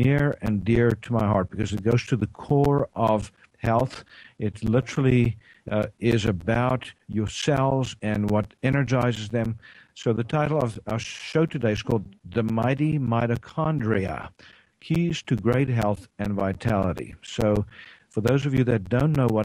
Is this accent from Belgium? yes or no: no; South Africa; now in Tyler, United States; I'm from East Texas, well, not originally, originally from South Africa, but I practice integrative medicine here in East Texas, Tyler, Texas